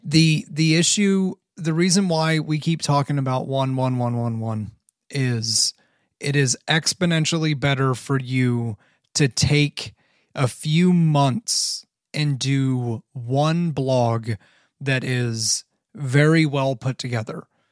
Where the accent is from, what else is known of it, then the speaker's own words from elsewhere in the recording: Canton, Ohio, United States; I grew up in Canton, Ohio.